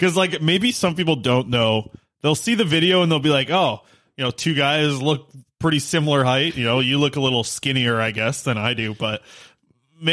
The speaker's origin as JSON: {"language": "English", "town": "Nanaimo", "region": "British Columbia", "country": "Canada", "tie": "born or raised there", "also_born_or_lived": "Cloverdale", "said": "the Taco Bell that I grew up with in Nanaimo"}